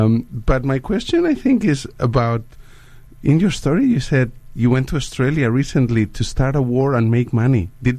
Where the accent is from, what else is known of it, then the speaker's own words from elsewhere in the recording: Spain; now in New Zealand; I am actually from Spain, so I've traveled around the world a lot.